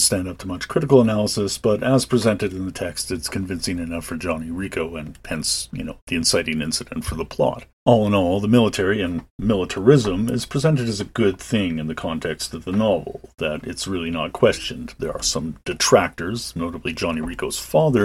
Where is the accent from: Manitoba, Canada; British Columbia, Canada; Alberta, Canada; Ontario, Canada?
Alberta, Canada; Calgary; growing up in Calgary, Currie Barracks was a feature on the west end of town